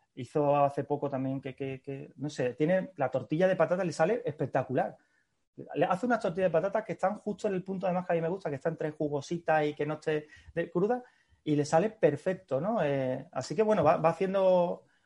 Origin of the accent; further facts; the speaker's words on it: Seville, Andalusia, Spain; now in Madrid, Spain; yo soy sevillano